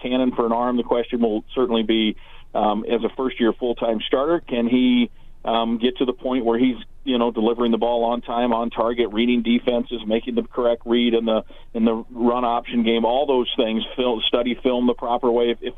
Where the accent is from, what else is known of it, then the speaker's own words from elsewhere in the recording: Iowa, United States; when I was growing up in Iowa